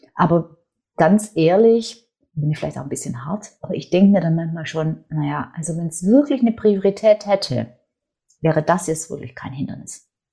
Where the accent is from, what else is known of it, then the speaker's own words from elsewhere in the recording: Swabia, Germany; accent: Swabian; ich bin, wie man auch so ein bisschen hört, wer, wer sich auskennt, ich bin gebürtige Schwäbin, ich bin in einem schwäbischen Unternehmerhaushalt aufgewachsen